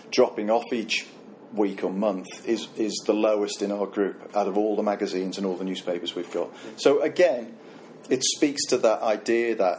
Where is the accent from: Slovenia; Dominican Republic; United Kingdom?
United Kingdom; Liverpool, North West England; I'm from Liverpool